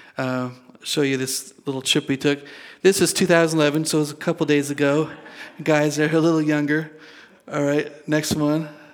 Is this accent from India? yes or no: no; Sandford, Nova Scotia, Canada; moved away; I was born in Nova Scotia